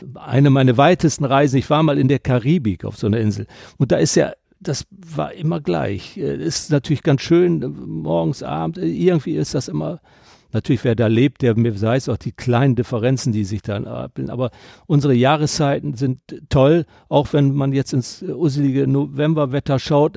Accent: Delmenhorst, Lower Saxony, Germany; moved away as an adult; also born or lived in Rhineland; ich komme aus Delmenhorst, bin Norddeutscher

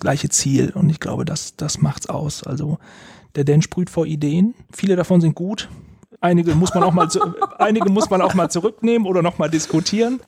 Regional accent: Essen, North Rhine-Westphalia, Germany; ich bin in Essen aufgewachsen, habe in Essen Abitur gemacht

